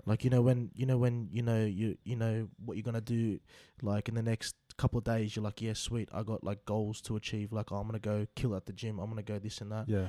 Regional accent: Sydney, New South Wales, Australia; Growing up in Western Sydney, look, I came from a good home.

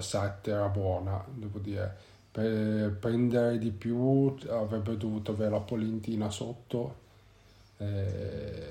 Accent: Genoa, Liguria, Italy; vivendo in Liguria, nello specifico perché noi siamo di Genova

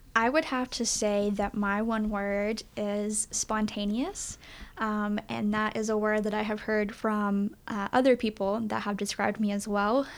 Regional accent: East Tennessee, United States; born and raised in East Tennessee

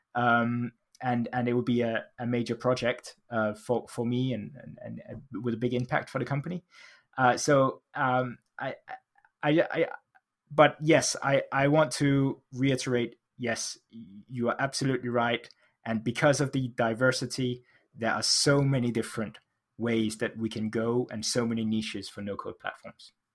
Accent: Denmark; now in United Kingdom; I live in the U K, uh, although I grew up in Denmark

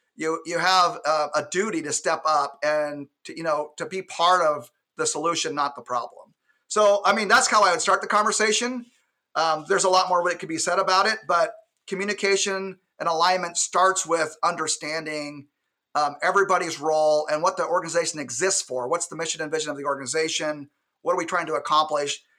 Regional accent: Alaska, United States; And I'm from Alaska, born and raised

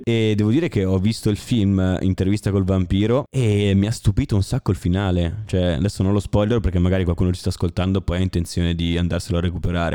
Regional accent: Como, Lombardy, Italy; io vengo da Como

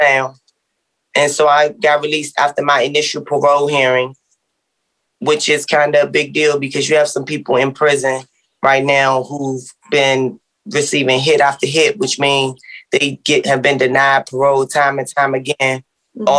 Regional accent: Washington, District of Columbia, United States; I grew up in Southeast D.C.

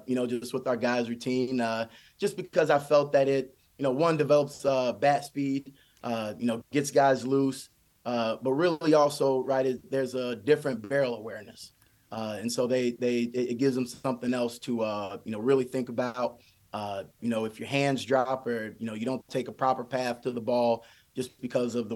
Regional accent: Michigan, United States; growing up in Michigan

